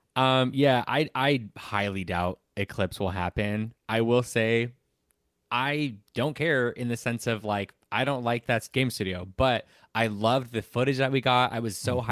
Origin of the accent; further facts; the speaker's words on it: Southern California, United States; I'm from Southern California